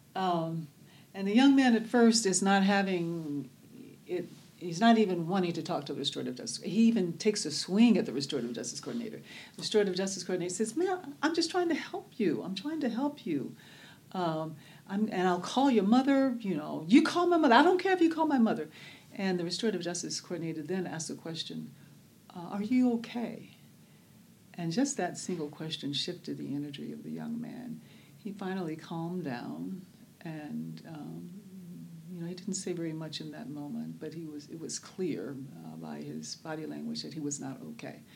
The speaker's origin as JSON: {"language": "English", "town": "Birmingham", "region": "Alabama", "country": "United States", "tie": "born or raised there", "moved": "yes", "lives_now": "Oakland, United States", "said": "I was born in Birmingham, Alabama, uh, which we there um, knew as Bombingham, Alabama. Uh, I was raised literally in a neighborhood called Dynamite Hill."}